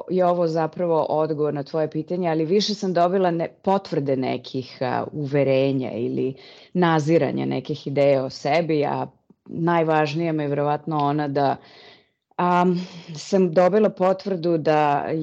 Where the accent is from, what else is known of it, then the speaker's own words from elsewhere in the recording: Serbia; moved away as an adult; also born or lived in South Africa; now in Netherlands; trenutno živim u Holandiji. Iz Srbije sam otišla pre skoro 20 godina – a posle ubistva Zorana Đinđića.